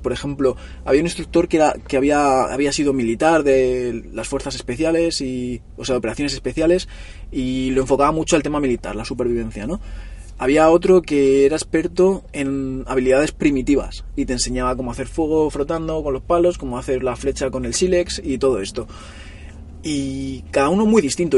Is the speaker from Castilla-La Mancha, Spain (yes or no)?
no; Móstoles, Community of Madrid, Spain; moved away as an adult; now in Barcelona, Spain; yo nací en Madrid y me vine aquí a Barcelona con unos 20 años o así